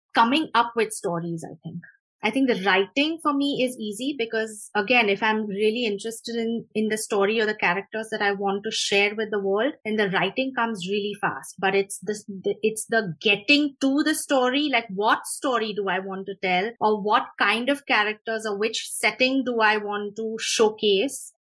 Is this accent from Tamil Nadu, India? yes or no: no; Mumbai, Maharashtra, India; moved away; I grew up in Mumbai.